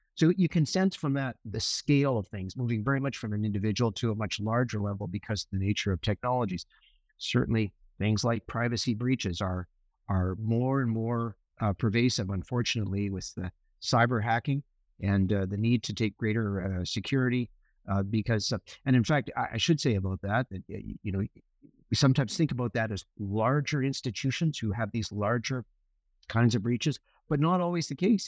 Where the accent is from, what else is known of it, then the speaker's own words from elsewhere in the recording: Winnipeg, Manitoba, Canada; moved away as an adult; also born or lived in Victoria, British Columbia; now in British Columbia, Canada; I, I grew up in Winnipeg